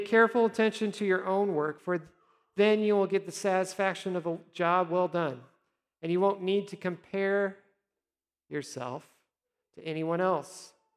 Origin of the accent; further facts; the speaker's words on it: Nebraska, United States; also born or lived in South Dakota; now in Texas, United States; I always say I'm from Nebraska, but I did live a short time in South Dakota.